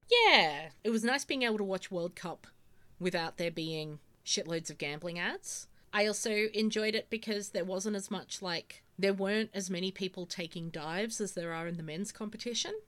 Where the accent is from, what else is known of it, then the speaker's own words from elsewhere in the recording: Australia; growing up in Australia